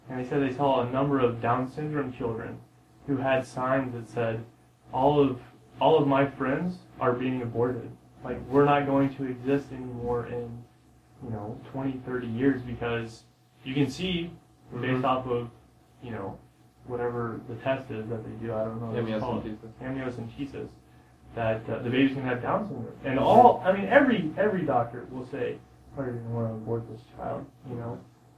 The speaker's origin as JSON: {"language": "English", "town": "San Diego", "region": "California", "country": "United States", "tie": "born there", "said": "I was born in San Diego."}